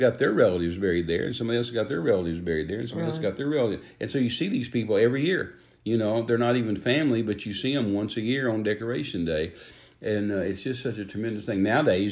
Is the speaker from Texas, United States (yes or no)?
yes; Texas, United States; now in Oklahoma, United States; I was raised in Texas